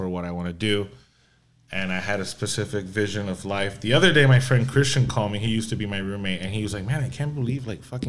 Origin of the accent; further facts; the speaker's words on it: Puerto Rico; first language Spanish; English is a second language; I'm born and raised in Puerto Rico